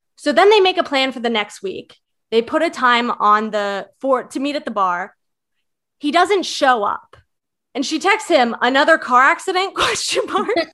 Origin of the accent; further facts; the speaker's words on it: Virginia, United States; I'm from Virginia